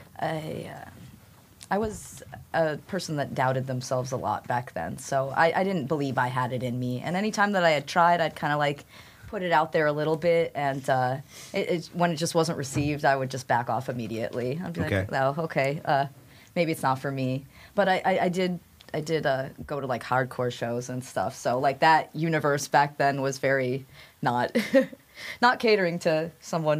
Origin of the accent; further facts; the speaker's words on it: Western Massachusetts, United States; moved away as an adult; now in Dallas, United States; I'm from Western Massachusetts